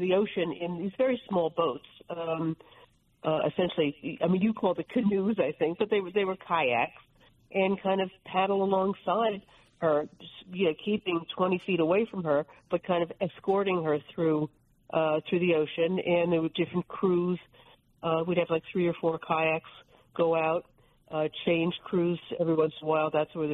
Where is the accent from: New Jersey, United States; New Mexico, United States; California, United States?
New Jersey, United States; I'm from New Jersey